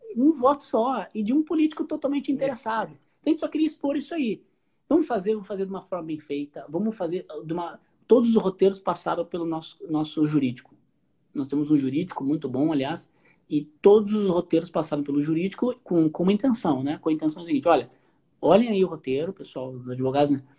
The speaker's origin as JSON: {"language": "Portuguese", "town": "Porto Alegre", "region": "Rio Grande do Sul", "country": "Brazil", "said": "no Rio Grande do Sul, sou, a gente é de Porto Alegre"}